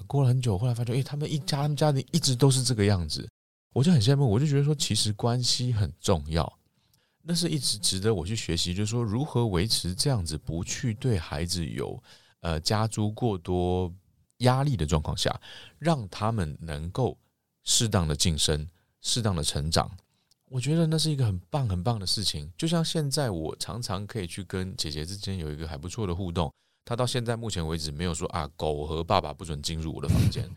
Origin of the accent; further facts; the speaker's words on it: Taiwan; 就像我们台湾人不是礼貌性地打招呼都会问，“你吃饱了没